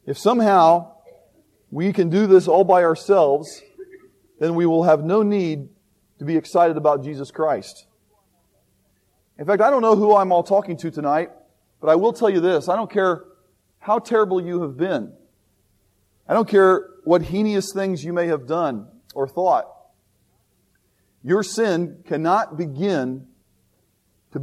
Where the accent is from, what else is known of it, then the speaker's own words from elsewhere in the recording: Indianapolis, Indiana, United States; I always tell people I'm from Indianapolis, Indiana